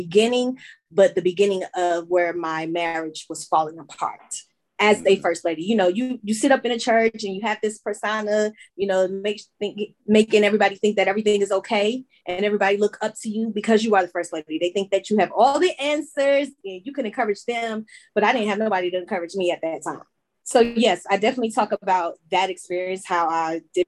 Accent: Chester, Pennsylvania, United States; now in Charlotte, United States; I am originally from Chester, Pennsylvania, right outside of Philadelphia. But I am now residing in Charlotte, North Carolina.

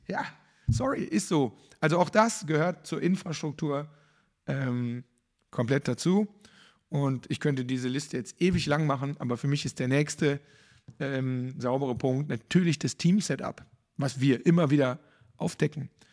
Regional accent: Cologne, North Rhine-Westphalia, Germany; für mich als Kölner

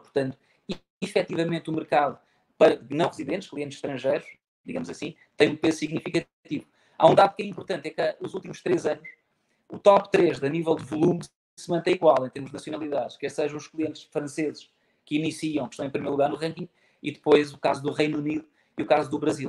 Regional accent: Faro, Algarve, Portugal; sou natural de Faro

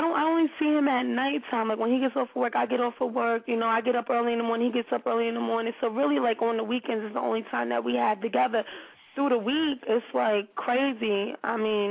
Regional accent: New York City, New York, United States; I'm from Harlem

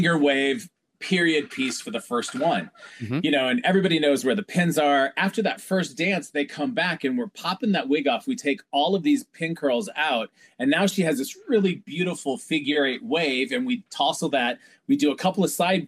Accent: Iowa, United States; moved away; I'm from Iowa

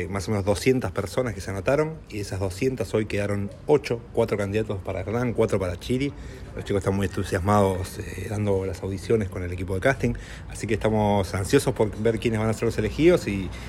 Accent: La Plata, Buenos Aires Province, Argentina; No, no soy de Buenos Aires, soy de La Plata.

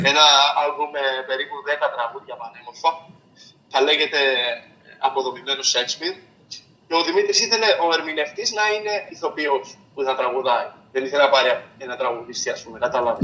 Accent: Maritsa, South Aegean, Greece; moved away; το νησί μου, το χωριό μου που ξεκίνησα, δηλαδή τα Μαριτσά τη Ρόδου

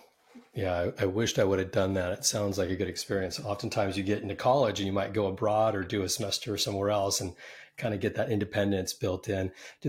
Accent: Bay Area, California, United States; I'm from the Bay Area. I know that area well, hub of technology.

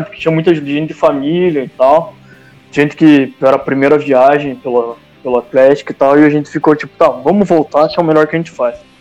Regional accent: Curitiba, Paraná, Brazil; estamos de Curitiba

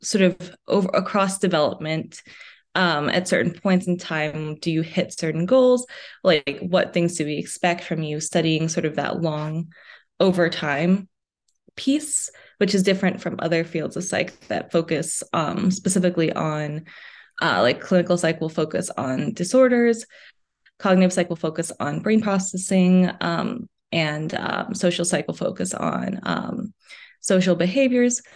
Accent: United States; also born or lived in New York City, New York / New Jersey / Midwest; being originally from New York City and then moving to New Jersey. So, I say that I'm from the tri-state area.

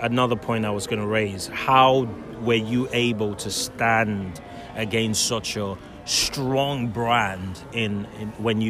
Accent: Nigeria; moved away; There are a lot of us bright Nigerians.

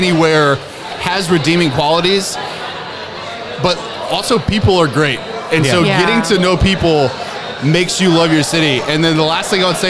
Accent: Houston, Texas, United States; now in Corpus Christi, United States; I grew up in Houston

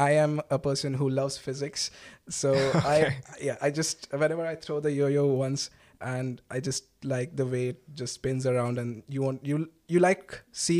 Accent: Durgapur, West Bengal, India; moved away as an adult; also born or lived in Kerala; now in Berlin, Germany; I have been brought up in a town called Durgapur, which is near Calcutta

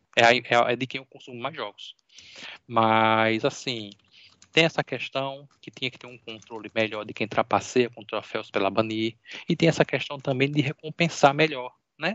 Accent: Natal, Rio Grande do Norte, Brazil; eu sou de Natal, Rio Grande do Norte

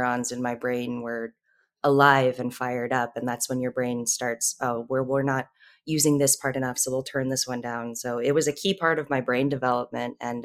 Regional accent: Southern California, United States; I grew up in Southern California, close to the Mexican border

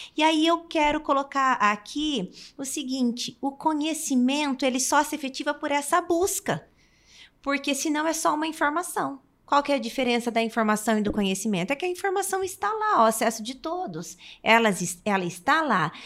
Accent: Umuarama, Paraná, Brazil; also born or lived in Londrina; eu sou nascida em Umuarama e a minha infância sempre então foi cercada desse contexto

